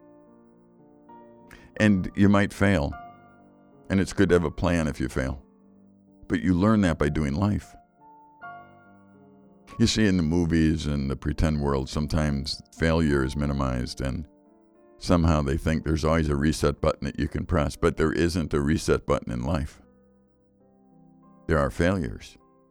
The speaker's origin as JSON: {"language": "English", "town": "Chicago", "region": "Illinois", "country": "United States", "tie": "born or raised there", "moved": "yes", "lives_now": "Wisconsin, United States", "said": "I grew up in Chicago"}